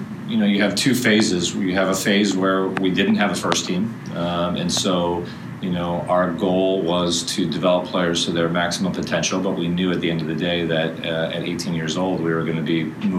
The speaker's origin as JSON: {"language": "English", "town": "Chicago", "region": "Illinois", "country": "United States", "moved": "as an adult", "lives_now": "St. Louis, United States", "said": "But I'm originally from Chicago and have been coaching up there. And my wife is from this area, so we moved down here in the fall of 2006."}